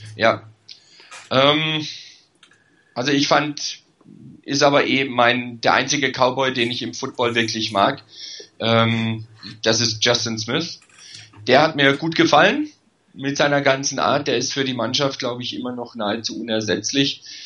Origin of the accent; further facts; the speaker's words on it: Karlsruhe, Baden-Württemberg, Germany; weil ich in Karlsruhe geboren bin